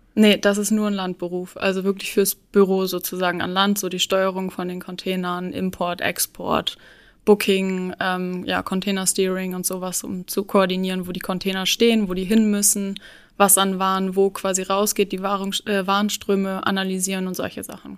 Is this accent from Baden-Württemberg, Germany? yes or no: no; Cuxhaven, Lower Saxony, Germany; moved away as an adult; also born or lived in Luxembourg; now in Hamburg, Germany; ich komme eigentlich aus Cuxhaven, also ich bin so ein Küstenkind